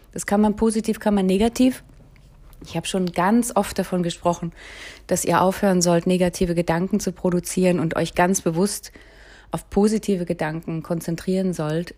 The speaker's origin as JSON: {"language": "German", "region": "Berlin", "country": "Germany", "tie": "born or raised there", "said": "Ich bin ja um den Helmholtzplatz, Kollwitzplatz aufgewachsen"}